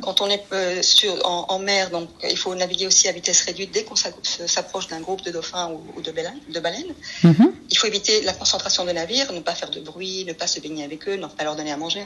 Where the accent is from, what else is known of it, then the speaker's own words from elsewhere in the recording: Paris, Île-de-France, France; moved away as an adult; also born or lived in Atlantic island (likely Canary Islands); now in Spain; je suis espagnole, mais mes grands-parents ont, et mes parents ont émigré en France, à Paris, dans le 11e arrondissement exactement, quand j'étais petite. J'ai fait toute ma scolarité euh, là, je suis ex-parisienne